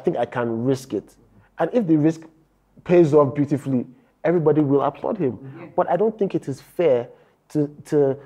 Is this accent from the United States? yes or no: no; Nigeria; as a Nigerian